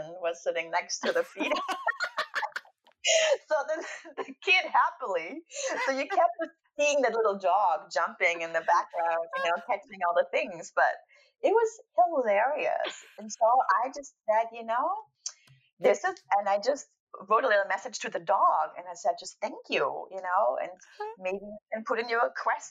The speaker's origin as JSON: {"language": "English", "region": "East Germany", "country": "Germany", "tie": "born or raised there", "said": "I grew up in East Germany"}